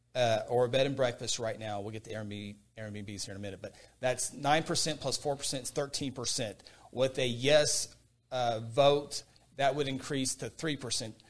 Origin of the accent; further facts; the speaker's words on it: Guthrie, United States; Guthrie, a place where I grew up, a place I was born